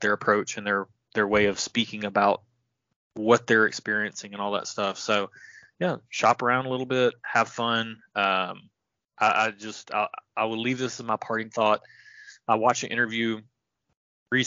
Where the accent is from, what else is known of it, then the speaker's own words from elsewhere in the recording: Tennessee, United States; I'm from Tennessee